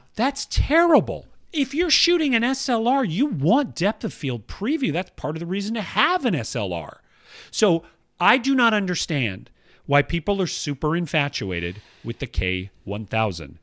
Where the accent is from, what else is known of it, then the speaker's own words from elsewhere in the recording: Atlanta, Georgia, United States; moved away; where I grew up in uh, Northwest Atlanta